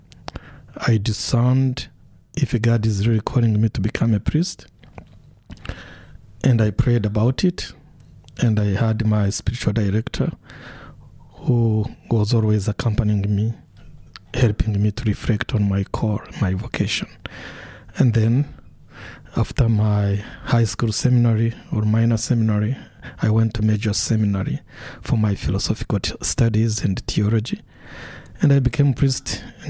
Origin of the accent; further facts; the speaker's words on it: Rwanda; also born or lived in Washington, D.C.; now in Dunedin, New Zealand; I was born in Rwanda, and I witnessed the whole genocide and killings and massacres, and my own family was affected